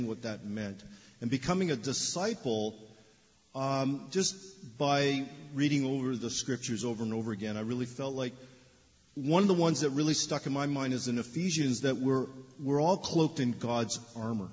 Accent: Toronto, Ontario, Canada; moved away as an adult; now in Los Angeles, United States; I'm Canadian. I was born in Canada, in Toronto

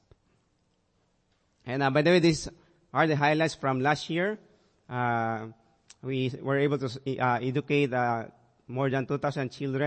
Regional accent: Kalibo, Western Visayas, Philippines; we're able to move to my hometown in Calibo

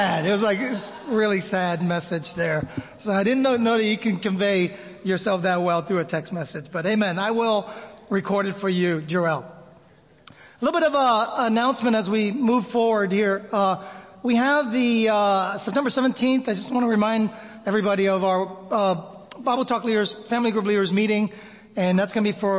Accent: United States; moved away as an adult; also born or lived in Manila, Philippines; growing up in America

